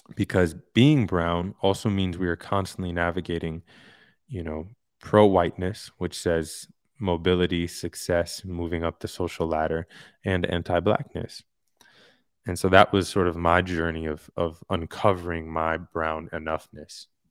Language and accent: English; New York City, New York, United States; moved away; also born or lived in Hollywood; I'm from Queens. I'm from a very diverse area in Queens